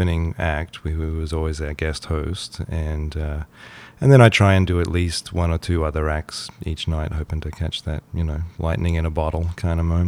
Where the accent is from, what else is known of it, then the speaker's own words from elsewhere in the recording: Brisbane, Queensland, Australia; moved away as an adult; also born or lived in Melbourne, Australia; now in Wakefield, Canada; I grew up in Brisbane, in Queensland, and lived there till I was, I don't know, in my early